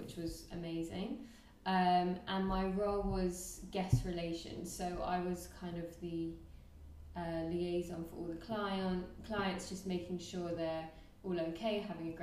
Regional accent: London, United Kingdom; moved away as an adult; also born or lived in Nottingham; now in Thailand; I'm from London.

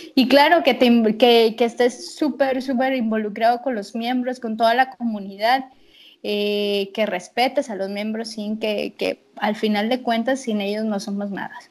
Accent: Tampico, Tamaulipas, Mexico; estaré acá en mi, ciudad que se llama Tampico

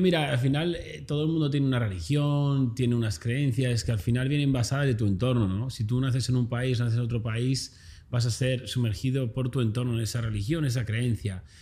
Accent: a small town north of Madrid, Community of Madrid, Spain; moved away as an adult; also born or lived in Australia; now in Los Angeles, United States; yo soy un chaval normal como cualquier persona, nacido en un pequeño municipio del norte de Madrid

